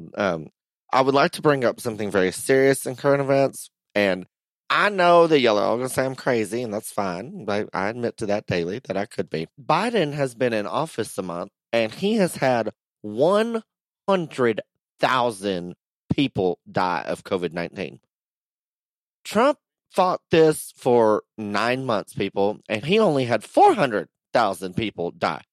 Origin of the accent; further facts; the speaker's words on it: Texas, United States; moved away; there was no gas in my hometown. When I left for San Antonio